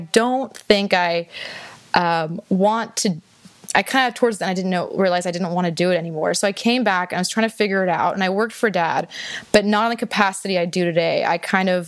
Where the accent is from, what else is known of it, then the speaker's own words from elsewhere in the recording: Houston, Texas, United States; also born or lived in Austin, Texas; I was born and raised in Houston, Texas.